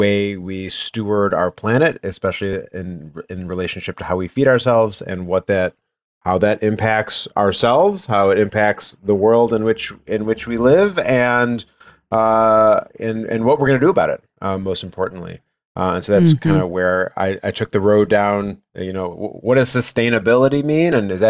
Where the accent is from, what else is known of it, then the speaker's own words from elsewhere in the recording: Detroit, Michigan, United States; So I grew up in Metro Detroit, not really involved in agriculture